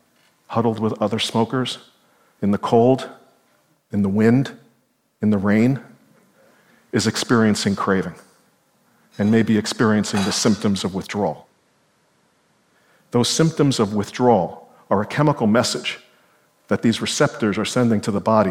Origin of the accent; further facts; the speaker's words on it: New York City, New York, United States; I was a kid growing up in Brooklyn, New York